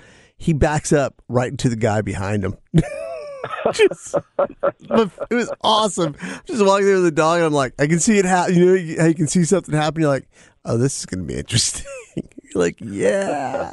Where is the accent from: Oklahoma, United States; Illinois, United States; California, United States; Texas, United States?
California, United States; Sacramento; Dusty Baker grew up in Sacramento area, where we're from